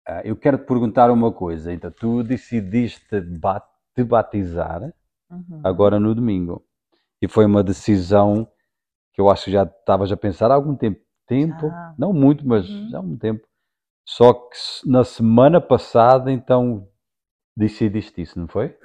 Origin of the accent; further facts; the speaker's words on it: Portugal; sou português